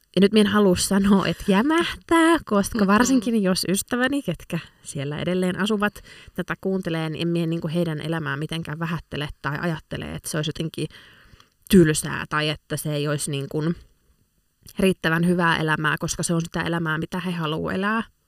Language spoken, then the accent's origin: Finnish; Lappeenranta, South Karelia, Finland; moved away as an adult; now in Helsinki, Finland; itse olen siis Itä-Suomesta alun perin kotoisin ja viettänyt siellä elämästäni nyt sitten 20 vuotta karkeasti arvioituna